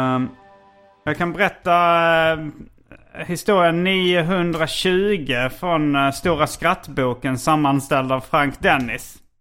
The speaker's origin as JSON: {"language": "Swedish", "town": "Hjärup", "region": "Skåne", "country": "Sweden", "tie": "born or raised there", "said": "när jag var liten och bodde i Hjärup"}